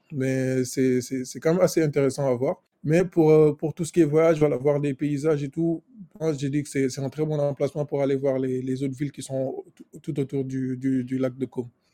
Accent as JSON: {"language": "French", "country": "Senegal", "tie": "born or raised there", "also_born_or_lived": "France", "moved": "as an adult", "said": "Je suis né et j'ai grandi au Sénégal"}